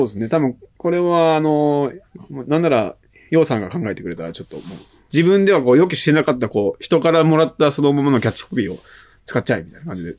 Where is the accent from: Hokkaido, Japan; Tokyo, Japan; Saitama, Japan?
Saitama, Japan; 海なし県、まあ、埼玉、生まれも育ちも埼玉なんで